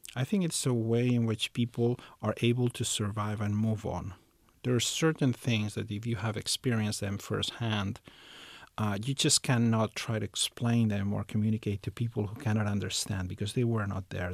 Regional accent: Barcelona, Catalonia, Spain; I was born in the city of Barcelona. I was raised there. I lived there most of my life. So it's it's it's my hometown

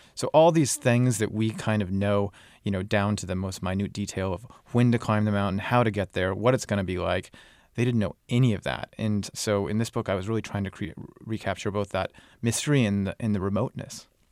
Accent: United States; I'm American

